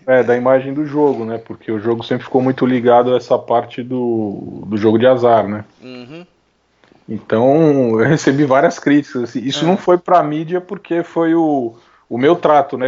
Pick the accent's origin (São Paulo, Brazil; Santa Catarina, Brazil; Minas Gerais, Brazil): São Paulo, Brazil; Eu sou de São Paulo, né? Nasci aqui em São Paulo. É, Capital.